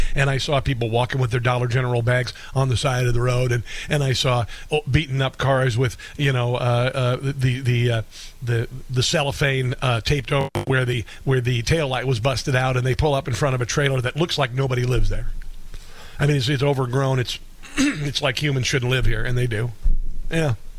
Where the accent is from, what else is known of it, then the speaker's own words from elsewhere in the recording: Southwest Iowa, United States; moved away; my hometown